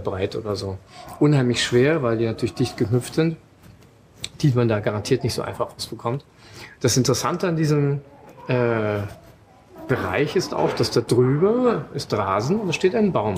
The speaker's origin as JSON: {"language": "German", "country": "Germany", "said": "bei uns in Deutschland"}